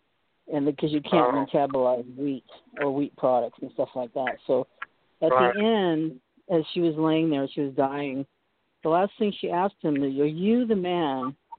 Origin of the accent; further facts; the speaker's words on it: Boston, Massachusetts, United States; We're from Boston.